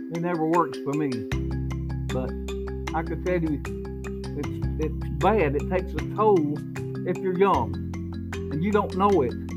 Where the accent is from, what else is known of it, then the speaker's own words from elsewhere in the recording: United States; I'm an American.